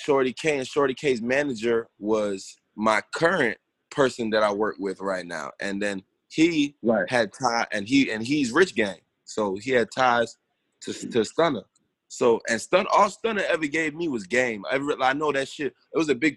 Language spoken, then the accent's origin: English; Broward, Florida, United States; born or raised there; also born or lived in New York